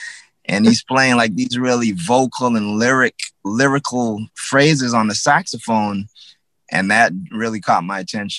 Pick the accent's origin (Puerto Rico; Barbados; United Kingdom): Barbados; as a teenager growing up in Barbados.